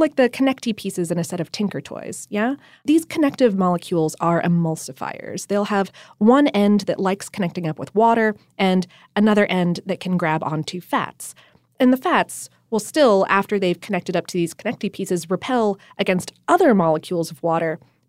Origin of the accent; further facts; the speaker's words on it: the North, United States; See, I'm from the North. I grew up on Hellman's.